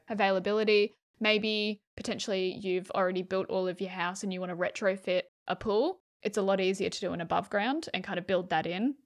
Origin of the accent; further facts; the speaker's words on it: New South Wales, Australia; I grew up in New South Wales, freezing cold